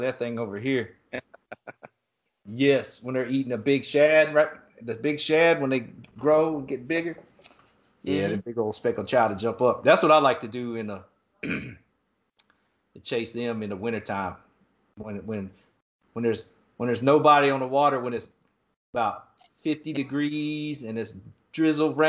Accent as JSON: {"language": "English", "region": "East Coast", "country": "United States", "tie": "born or raised there", "said": "I grew up surfing on the East Coast"}